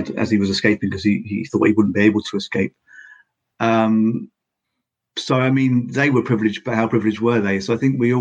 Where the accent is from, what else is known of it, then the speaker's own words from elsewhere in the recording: United Kingdom; now in Finland; although I'm in Finland, but I'm from Britain.